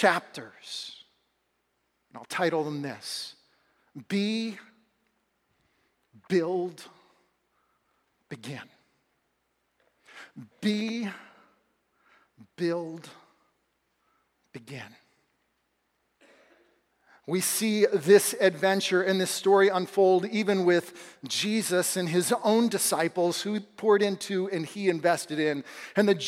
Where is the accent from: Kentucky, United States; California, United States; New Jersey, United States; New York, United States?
California, United States; Southern; Growing up in Southern California